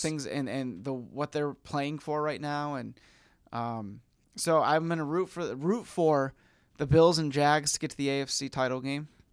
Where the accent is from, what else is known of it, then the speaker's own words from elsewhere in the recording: Syracuse, New York, United States; now in Seattle, United States; we're both from Syracuse, New York